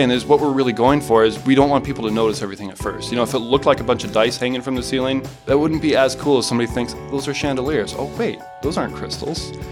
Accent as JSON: {"language": "English", "town": "Mason City", "region": "Iowa", "country": "United States", "tie": "born or raised there", "also_born_or_lived": "Fresno, California", "said": "I was born in Fresno, California, but I spent most of my years growing up in Mason City, Iowa."}